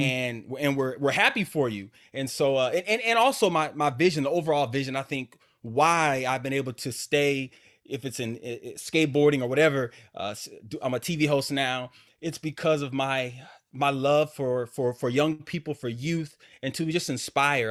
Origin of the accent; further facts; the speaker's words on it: Alaska, United States; growing up in Alaska